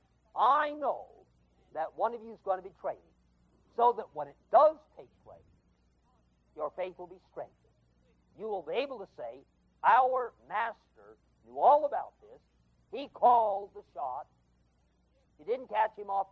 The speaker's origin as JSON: {"language": "English", "region": "West Coast", "country": "United States", "moved": "yes", "said": "I come from the West Coast"}